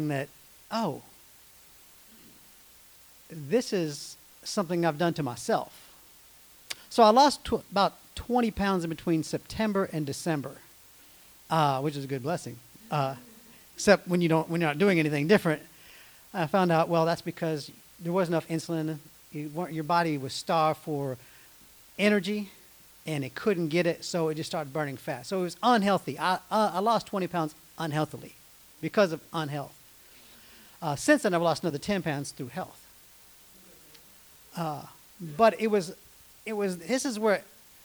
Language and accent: English; United States; I grew up in America.